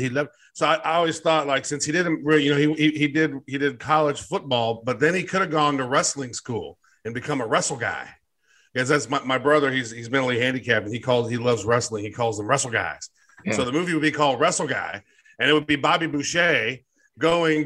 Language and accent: English; Missouri, United States; I'm from Missouri.